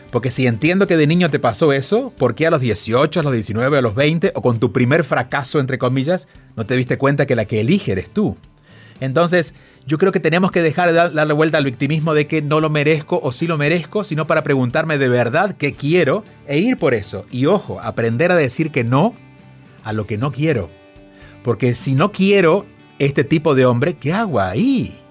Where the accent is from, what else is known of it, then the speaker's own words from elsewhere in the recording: Argentina; tú eres mexicano, yo soy argentino, pero venimos de culturas similares porque es Latinoamérica.